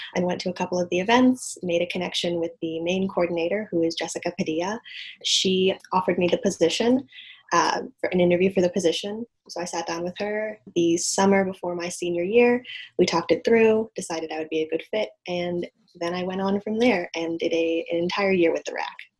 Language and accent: English; Evanston, Illinois, United States; I grew up in Evanston, Illinois, which is right outside of Chicago.